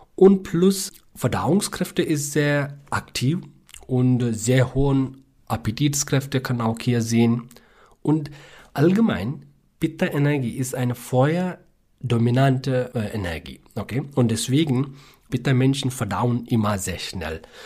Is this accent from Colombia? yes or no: no; South India, India; German is a second language; moved away as an adult; also born or lived in Bangalore, India; now in Rügen, Germany; Ja, ich komme aus Südindien in der Nähe näher von südwestlichen Küste äh, von ja. Indien.